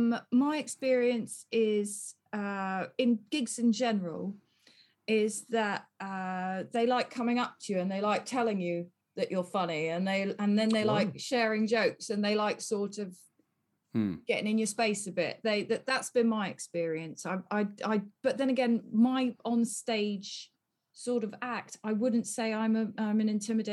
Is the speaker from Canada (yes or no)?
no; near Yeovil, South West England, United Kingdom; moved away; I grew up near Yeovil.